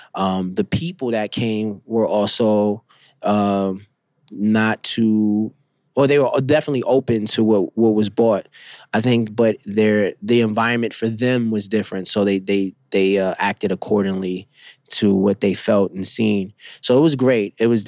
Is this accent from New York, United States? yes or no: yes; Bronx, New York, United States; I came from Bronxville Projects, which is in the Bronx. Now it's called Sonia Sotomayor. But because of my tribe, the people I grew up with, they shaped me to be the best artist I could be.